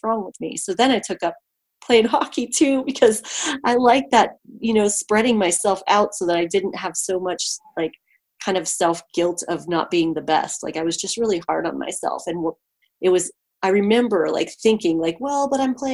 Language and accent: English; Ohio, United States; moved away as an adult; also born or lived in Colorado / California; I grew up in Ohio and there's great trees there.